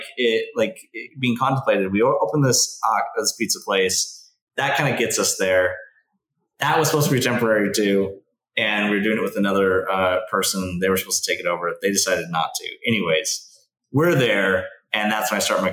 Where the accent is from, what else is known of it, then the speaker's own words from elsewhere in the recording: Valencia, California, United States; moved away as an adult; also born or lived in Oxford; I grew up here too, as well, but I grew up in Valencia